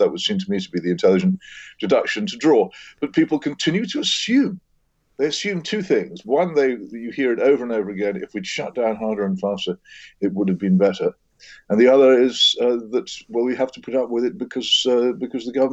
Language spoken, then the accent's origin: English; Oxford, South East England, United Kingdom; my hometown, Oxford